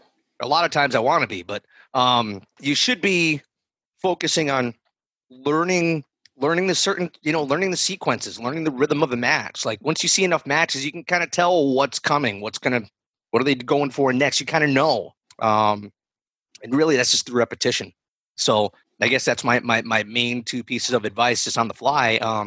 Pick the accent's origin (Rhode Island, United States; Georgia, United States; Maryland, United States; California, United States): Rhode Island, United States; Providence; So, real quick, I grew up in the Providence area.